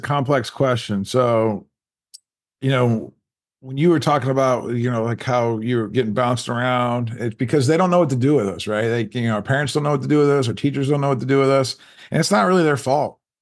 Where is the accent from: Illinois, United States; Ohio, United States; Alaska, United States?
Ohio, United States; Canton; I grew up in, uh, Canton, Ohio